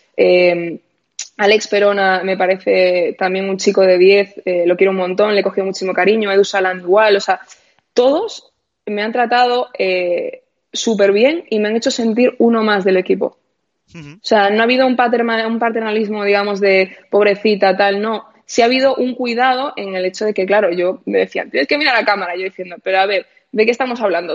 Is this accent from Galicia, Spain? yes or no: yes; A Coruña, Galicia, Spain; moved away; yo soy de Coruña y cuando vivía en Coruña tenía a mis amigos de toda la vida